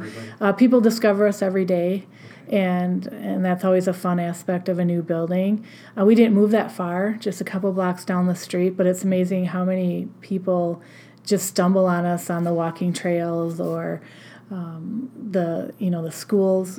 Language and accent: English; La Crosse, Wisconsin, United States; also born or lived in Storm Lake, Iowa / Albert Lea, Minnesota / Austin, Minnesota; the job opened in my hometown and just made my way back this way to La Crosse County.